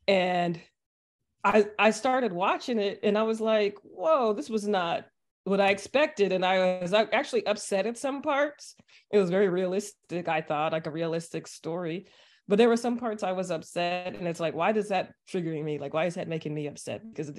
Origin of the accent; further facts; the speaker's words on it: Texas, United States; I was from Texas, you know, like that's what you do.